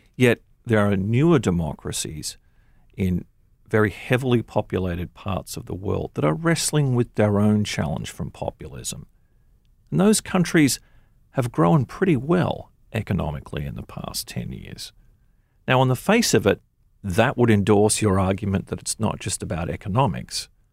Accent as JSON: {"language": "English", "country": "Australia", "tie": "born or raised there", "moved": "yes", "lives_now": "United States", "said": "I was born in Australia"}